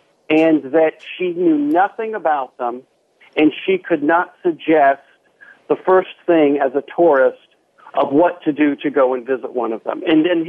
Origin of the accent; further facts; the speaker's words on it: Columbus, Ohio, United States; born there; also born or lived in Charlotte; You know, I was born in Columbus, Ohio. We moved around a handful of times. I ended up in Charlotte, North Carolina for a good bit of my young adult life